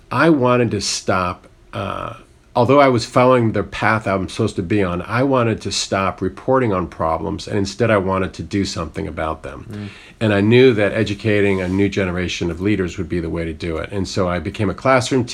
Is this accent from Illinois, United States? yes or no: no; Northern Virginia, United States; I grew up in Northern Virginia, outside Washington, D.C.